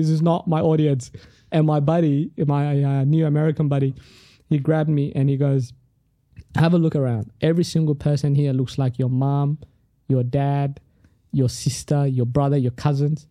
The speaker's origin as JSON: {"language": "English", "country": "Australia", "tie": "born or raised there", "also_born_or_lived": "Sudan", "first_language": "Tigrinya", "second_language": "English", "said": "I grew up in Australia"}